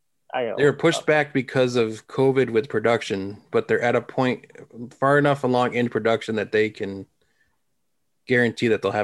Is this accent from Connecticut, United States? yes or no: yes; Enfield, Connecticut, United States; moved away; I'm live up here, but I'm originally from Enfield.